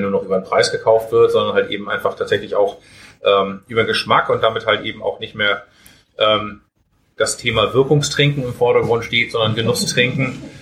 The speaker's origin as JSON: {"language": "German", "region": "Hamburg", "country": "Germany", "said": "als äh, Hamburger Jung und Brauer"}